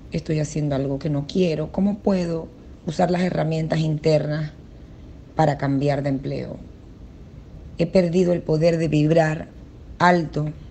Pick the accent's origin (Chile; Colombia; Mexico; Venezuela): Venezuela; moved away as an adult; now in Jacksonville, United States; Yo soy de Venezuela y vivo en Jacksonville, Florida. Eh, tengo dos años en este país.